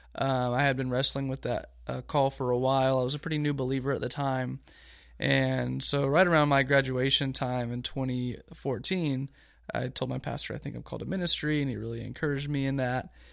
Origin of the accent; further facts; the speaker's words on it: Augusta, Georgia, United States; moved away as an adult; also born or lived in Lynchburg, Virginia; now in Eustis, United States; grew up in Augusta, Georgia